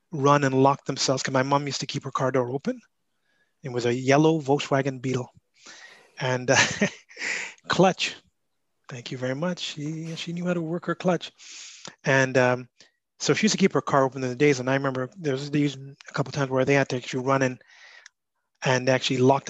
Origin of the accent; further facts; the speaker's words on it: Montreal, Quebec, Canada; we were born in Montreal. My parents were immigrants from Trinidad